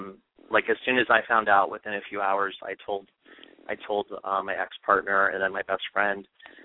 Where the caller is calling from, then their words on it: Philadelphia, Pennsylvania, United States; I'm calling from Philadelphia.